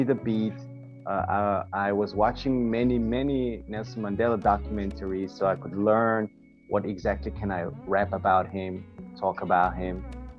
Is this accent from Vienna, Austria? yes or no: yes; Vienna, Austria; I'm from Austria, Vienna in Europe.